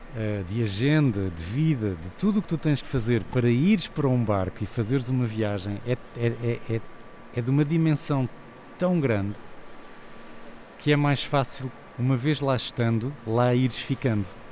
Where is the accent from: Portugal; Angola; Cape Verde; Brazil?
Portugal; also born or lived in England / United States / Caribbean; sendo português de Portugal